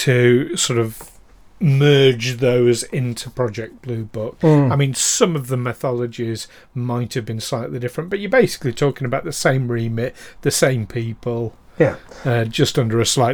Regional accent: England, United Kingdom; being ashamed of being English

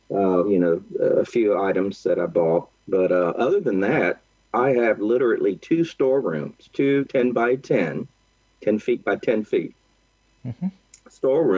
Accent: Texas, United States; moved away as an adult; now in Oakland, United States; I grew up, I was born and raised in Texas and lived in Texas until literally about 12 months ago. And I moved to California. I'm in Northern Cal, which is specifically I'm in Oakland, the Bay Area, right across the bay from San Francisco.

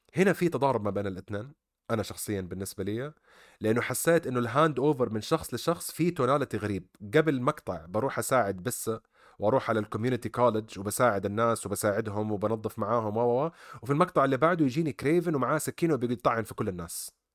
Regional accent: Saudi Arabia; عندنا في السعوديه

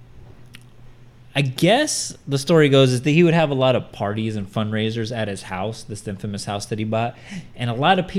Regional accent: California, United States; we're from California.

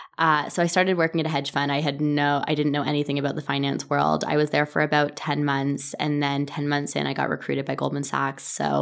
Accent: Toronto, Ontario, Canada; I was born in Toronto, Canada.

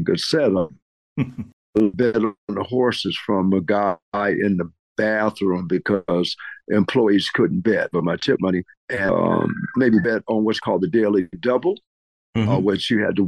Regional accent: Detroit, Michigan, United States; moved away as an adult; also born or lived in Northern California; now in New Orleans, United States; I was born in Detroit, Michigan

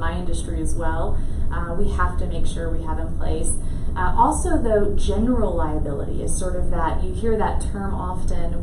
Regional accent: Lake Charles, Louisiana, United States; moved away as an adult; also born or lived in Lafayette, Louisiana; I grew up in Lake Charles

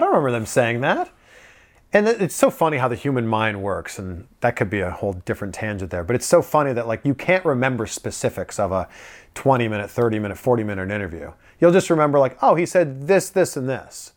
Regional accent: Pickering, Ontario, Canada; moved away as an adult; also born or lived in Toronto / Vancouver; now in South Florida, United States; my hometown in Pickering, living at my parents' house

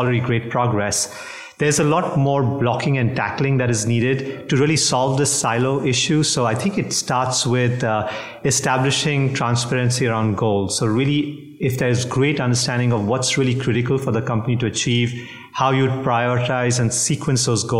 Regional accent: India; also born or lived in Singapore; now in New Jersey, United States; I'm originally from India. I carry a Singapore passport. New Jersey is our home

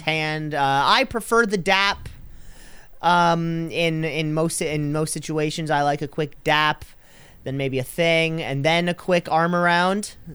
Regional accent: Canada; I'm too Canadian

